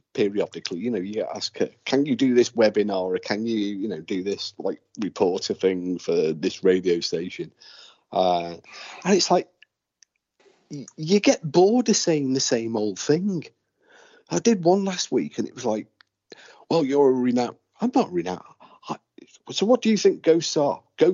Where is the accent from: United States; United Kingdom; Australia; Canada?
United Kingdom; Aberdare, Wales; I'm from Aberdare.